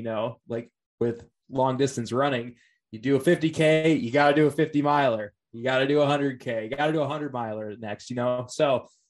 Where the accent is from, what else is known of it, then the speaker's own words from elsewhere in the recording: Wisconsin, United States; moved away as an adult; now in Oregon, United States; I was raised in the Midwest, Wisconsin, actually